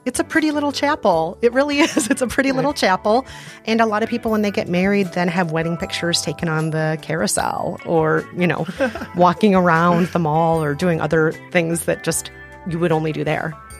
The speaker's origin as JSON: {"language": "English", "town": "Bloomington", "region": "Minnesota", "country": "United States", "tie": "born or raised there", "said": "I grew up primarily in Bloomington, Minnesota"}